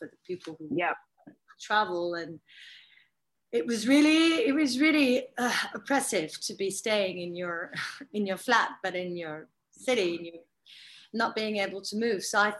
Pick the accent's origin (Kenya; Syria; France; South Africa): France; That's very French